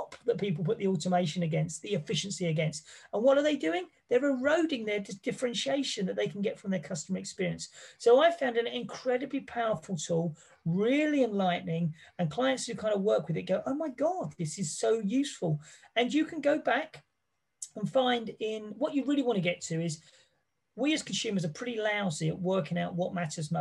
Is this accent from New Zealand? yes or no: no; England, United Kingdom; I come from England